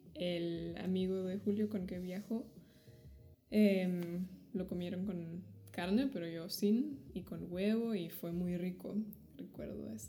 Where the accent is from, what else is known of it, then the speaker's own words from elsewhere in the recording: Germany; soy de Alemania